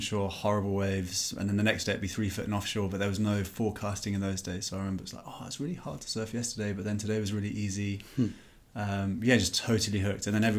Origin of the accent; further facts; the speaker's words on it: Oxford, South East England, United Kingdom; I grew up in Oxford, which is in the middle of England, if you're not from the UK. And went to school here.